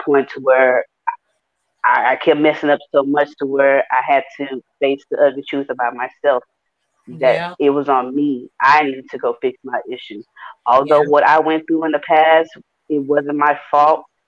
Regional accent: Houston, Texas, United States; me being from Houston, Texas, I grew up in Fifth Ward

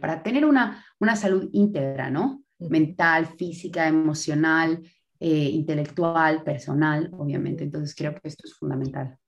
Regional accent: Bolivia; moved away as an adult; now in Spain; Soy boliviana, de raíces libanesas y croatas

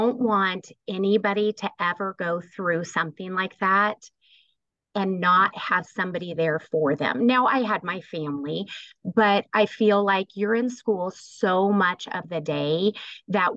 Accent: Kimball, Nebraska, United States; Well, I grew up in Kimball, Nebraska, so a small town

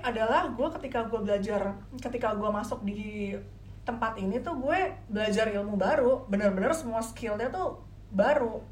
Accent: Depok, West Java, Indonesia; also born or lived in Semarang / Kalibata, Jakarta; jadi baru 5 SD sampai seterusnya gue baru jadi adep alias anak Depok.

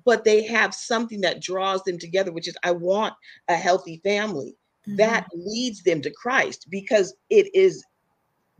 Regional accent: Silicon Valley, California, United States; I'm from the Silicon Valley. So I grew up, you know, I went to the same high school as Steve Jobs

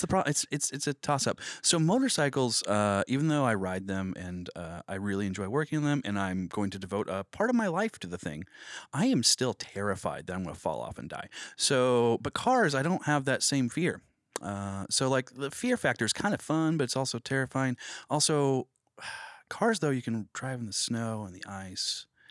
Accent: Cushing, Oklahoma, United States; moved away as an adult; now in Springfield, United States; I'm from Cushing, Oklahoma

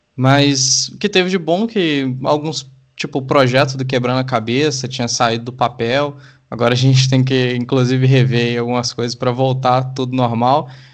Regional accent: Sete Lagoas, Minas Gerais, Brazil; eu cresci em Sete Lagoas

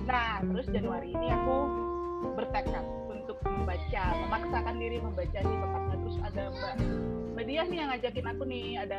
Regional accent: Medan, North Sumatra, Indonesia; aku tuh aslinya dari Medan sebenarnya tapi aku belum pernah ke Aceh belum pernah ke Padang di Medan lompat langsung ke Jakarta

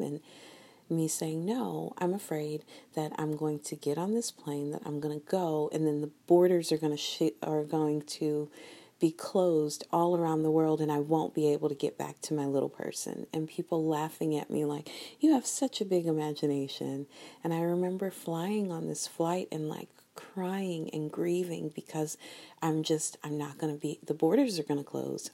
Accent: United States; little American kids

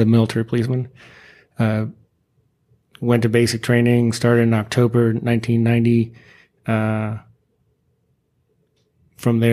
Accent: California, United States; moved away as an adult; I'm like, California

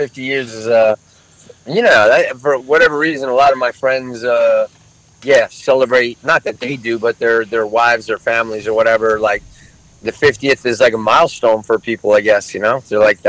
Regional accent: Vermont, United States; now in Los Angeles, United States; I grew up in Vermont, so we had all four seasons, in L.A. is definitely night and day from what I experienced in Vermont.

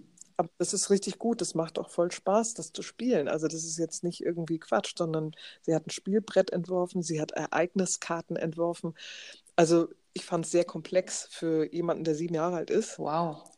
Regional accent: Schleswig-Holstein, Germany; hier bei uns in Schleswig-Holstein

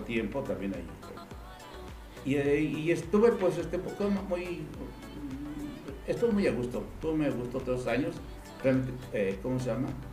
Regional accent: Aguascalientes, Mexico; Soy de Aguascalientes. Mis padres son hidrocálidos

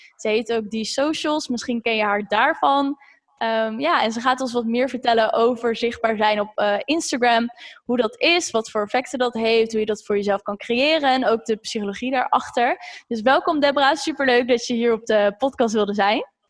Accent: Zeist, Utrecht, Netherlands; ik kom zelf uit Zeist

